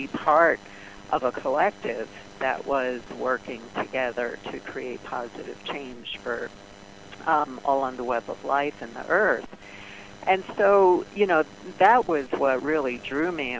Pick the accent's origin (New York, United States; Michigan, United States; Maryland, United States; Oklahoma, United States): New York, United States; New York City; I grew up in Brooklyn